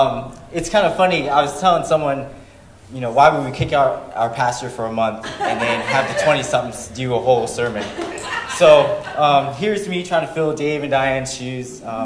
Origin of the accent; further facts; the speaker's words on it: Florida, United States; moved away as an adult; also born or lived in North Carolina; now in Fort Leonard Wood, United States; I'm from Florida. I'm stationed at Fort Leonard Wood as a United States Marine.